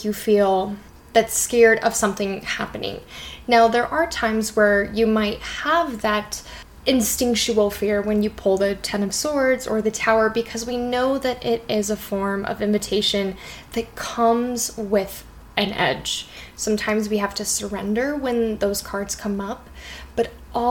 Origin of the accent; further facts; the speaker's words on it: Colorado, United States; growing up in Colorado, being in the mountains